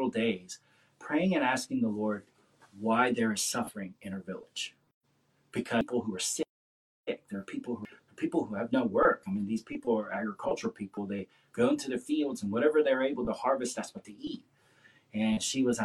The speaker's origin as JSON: {"language": "English", "region": "the South", "country": "United States", "said": "I'm kind of from the South, and in the South, we're just taught you're just always just nice"}